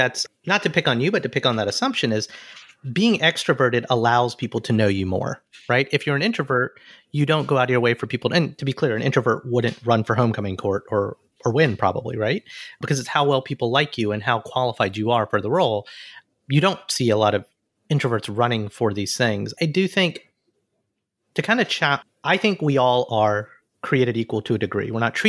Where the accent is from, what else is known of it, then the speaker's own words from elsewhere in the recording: Montgomery, Alabama, United States; moved away; my hometown of Montgomery, Alabama, where I grew up completely